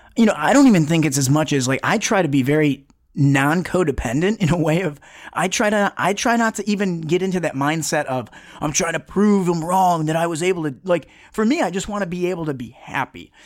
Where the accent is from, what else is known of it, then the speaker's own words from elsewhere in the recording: Detroit, Michigan, United States; I grew up in, you know, I'm originally from Metro Detroit on the, uh, just outside of Southwest Detroit